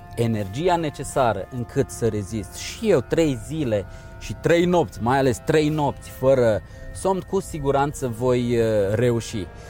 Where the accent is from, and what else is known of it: Romania